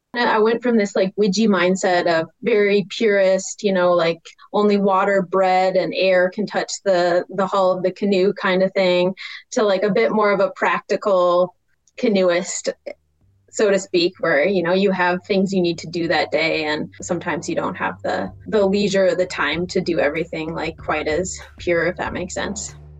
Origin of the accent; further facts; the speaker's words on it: Grand Marais, Minnesota, United States; now in Missoula, United States; I'm currently living in Missoula, Montana, but I grew up in Grand Marais, Minnesota